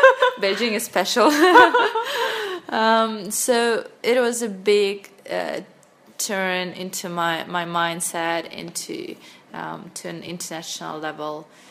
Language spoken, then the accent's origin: English; Sakhalin Oblast, Russia; English is a second language; moved away as an adult; also born or lived in Moscow, Russia / China; I grew up on a small, on a big island, on a small, uh, in a small town in Russia that is in the north of Japan, far east of Russia, that is called Sakhalin Island